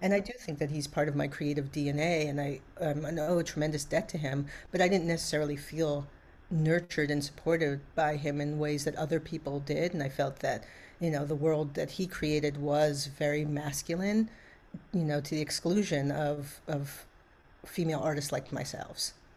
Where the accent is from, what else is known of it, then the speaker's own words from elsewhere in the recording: New York City, New York, United States; I grew up in Brooklyn at the time